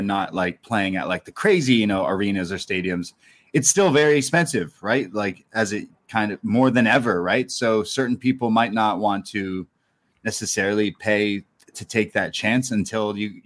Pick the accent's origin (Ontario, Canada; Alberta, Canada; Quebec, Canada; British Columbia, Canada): Ontario, Canada; Toronto; I'm from Toronto